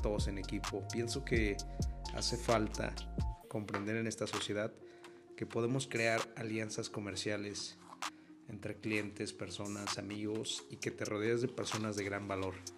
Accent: Mexico; para nosotros como mexicanos

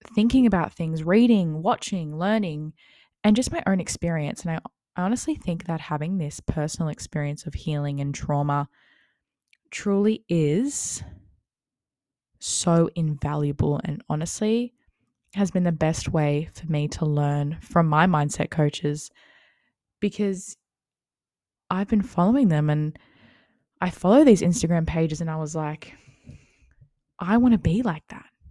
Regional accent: Wollongong, New South Wales, Australia; I'm twenty-one years old and I'm from Wollongong, New South Wales

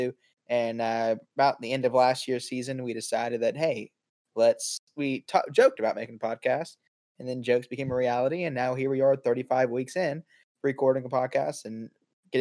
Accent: Summerville, South Carolina, United States; Somerville, right here in my hometown

